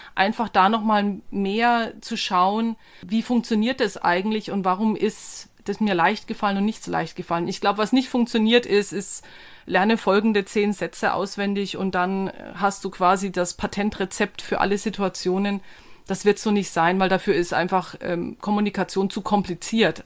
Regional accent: Germany; als Deutscher

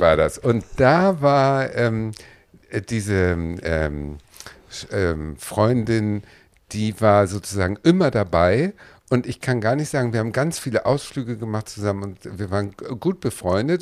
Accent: Hamburg, Germany; ich bin Hamburgerin

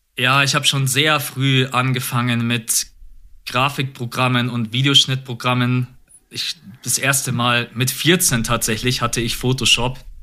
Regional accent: Munich, Bavaria, Germany; also born or lived in Augsburg; ich bin in München geboren und aufgewachsen

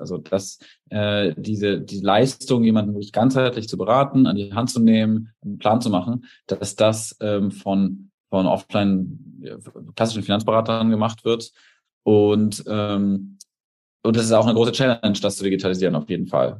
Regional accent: Erlangen, Bavaria, Germany; also born or lived in Munich; now in Berlin, Germany; ich komme aus Erlangen, ähm, das ist in Bayern

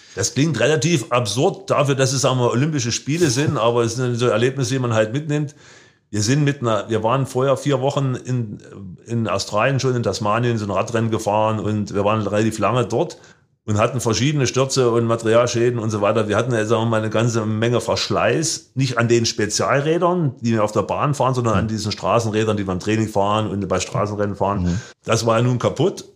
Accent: Germany; als Deutscher

